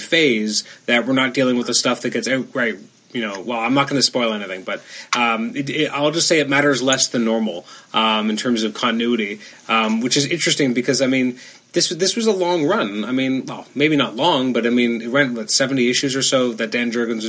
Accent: Canada; as a Canadian

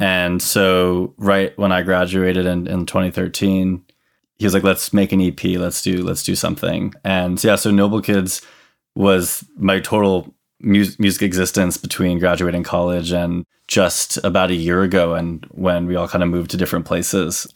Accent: Hartford, Connecticut, United States; I'm from Hartford, Connecticut

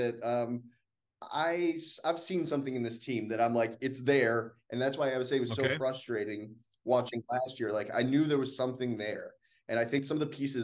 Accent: Massachusetts, United States; moved away as an adult; also born or lived in Melbourne, Australia; now in Richmond, United States; I'm from Massachusetts originally, and I went to a boarding school in Massachusetts

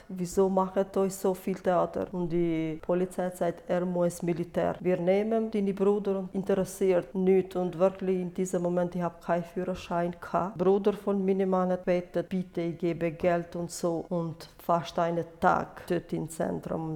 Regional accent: Kosovo; German is a second language; moved away as an adult; now in Switzerland; Ich bin in Kosovo geboren und dann bin ich 21 Jahre in Kosovo

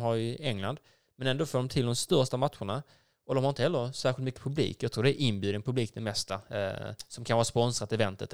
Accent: Skåne, Sweden; vi som är skåningar

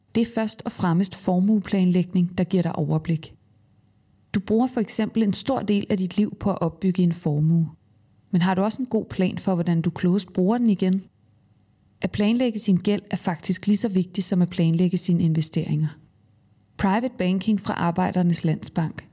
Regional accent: Tornby, North Denmark Region, Denmark; moved away; also born or lived in Hjørring; jeg er vokset op i et klubhus selv, øh, spillede fodbold al den tid, jeg overhovedet kunne, som, som dreng i Tornby Idrætsforening oppe i Vendsyssel

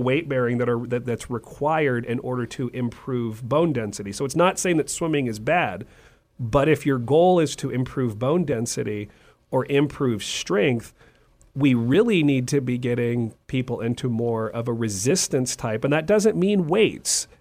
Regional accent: California, United States; moved away; also born or lived in Texas; I'm originally from California.

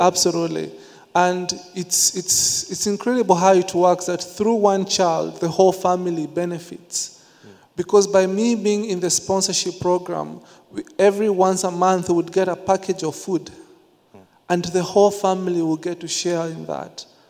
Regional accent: Nairobi, Kenya; growing up in the slums of Nairobi, Kenya

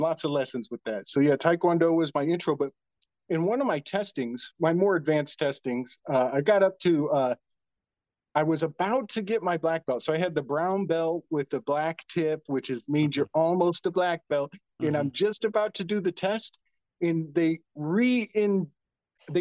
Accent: Indiana, United States; I'm from Indiana. I'm a Hoosier

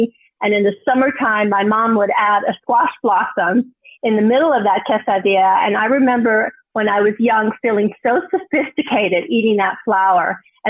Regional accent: New Mexico, United States; I grew up really with abundance. I grew up in New Mexico with a mom who really was the best cook in the family.

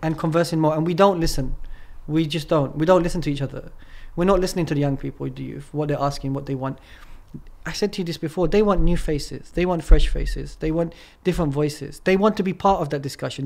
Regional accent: England, United Kingdom; moved away as an adult; now in Turkey; I'm from England, right? Mm. And then I moved to Turkey.

